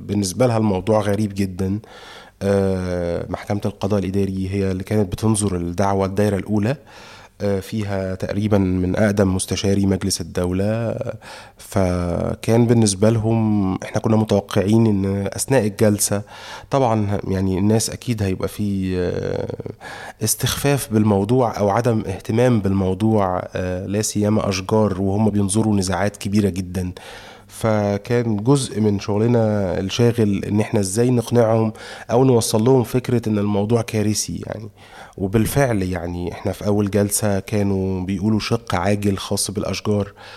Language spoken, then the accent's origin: Arabic; Cairo, Cairo Governorate, Egypt; وانا صغير آه، كنت ساكن في شبرا